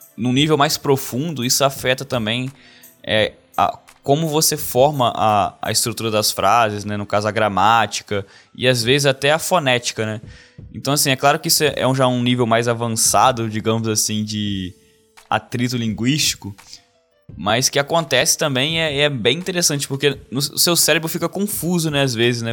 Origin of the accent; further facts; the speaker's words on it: Brazil; first language Portuguese; moved away as an adult; quando eu vou voltar pro Brasil